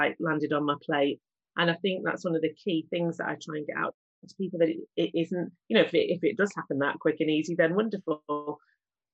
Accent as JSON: {"language": "English", "town": "Manchester", "region": "North West England", "country": "United Kingdom", "tie": "born or raised there", "said": "I'm from Manchester, born and bred there"}